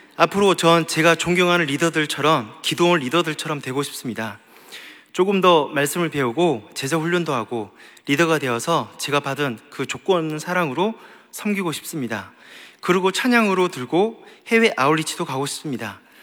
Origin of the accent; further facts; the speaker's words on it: Gyeongsang, South Korea; 나도 경상도인데